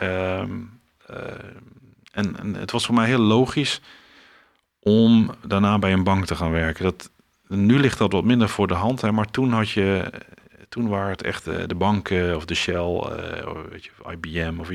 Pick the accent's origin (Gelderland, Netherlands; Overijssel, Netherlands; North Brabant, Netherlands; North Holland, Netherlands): Overijssel, Netherlands; Almelo; Ja, ehm, nou, ik ben geboren in Twente, in Almelo. Uit twee ouders die uh, uit uh, de omgeving van Maastricht kwamen.